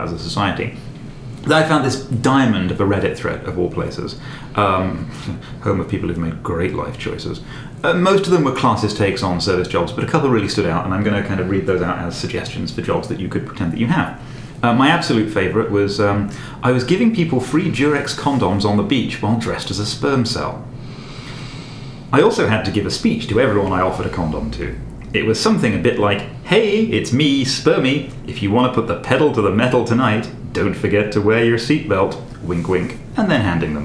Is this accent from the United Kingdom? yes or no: yes; United Kingdom; being British